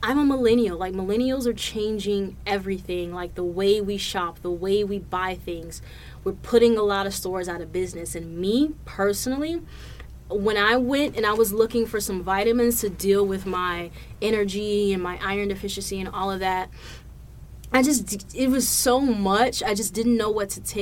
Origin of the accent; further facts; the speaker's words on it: Providence, Rhode Island, United States; moved away; back to my hometown, back to Providence, Rhode Island.